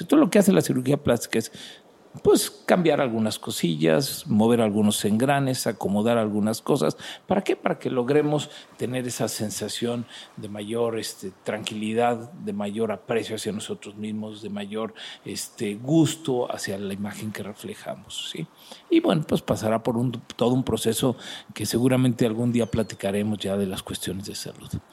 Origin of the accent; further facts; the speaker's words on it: Mexico; nosotros, que somos mexicanos